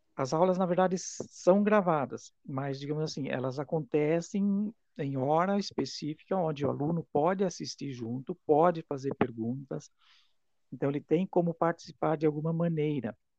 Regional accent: Itaiópolis, Santa Catarina, Brazil; now in Rio do Sul, Brazil; sou natural da cidade de Itaió e eu moro em Rio do Sul há muito tempo já

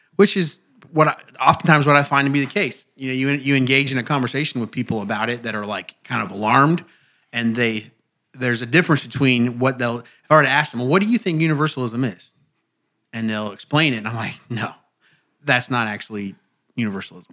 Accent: Indiana, United States; moved away; my pastor back home growing up in Indiana

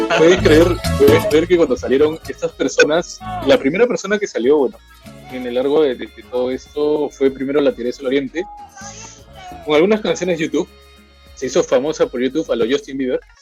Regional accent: Peru; en mi país

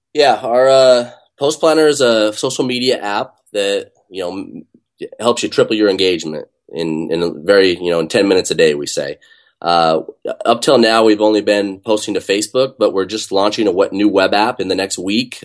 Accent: Utah, United States; now in Bay Area, United States; I grew up in Utah

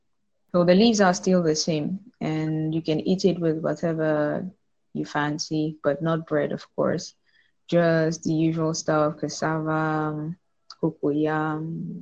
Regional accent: Cameroon; I'm from Cameroon. I'm 24 years old.

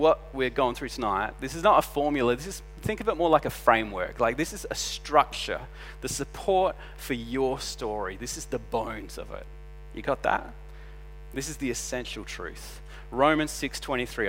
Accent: Adelaide, South Australia, Australia; we're from Adelaide

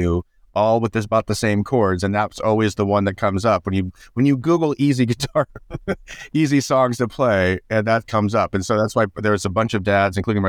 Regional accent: Indiana, United States; I grew up in Indiana

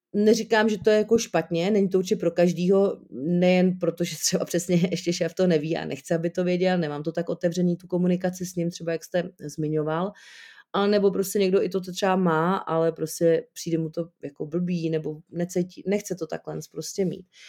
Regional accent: Jablonec nad Nisou, Liberec Region, Czechia; u nás v Jablonci, odkaď jsem

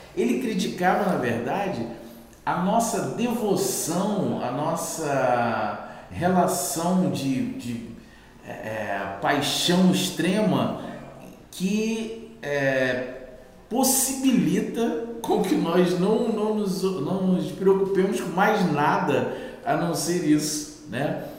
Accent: Queimados, Rio de Janeiro, Brazil; eu sou da cidade de Queimados, sou um artista, um produtor da periferia, realizo muitas coisas na minha cidade

